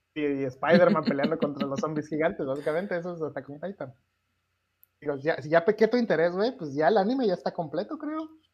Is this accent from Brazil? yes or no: no; Mexico; soy mexicano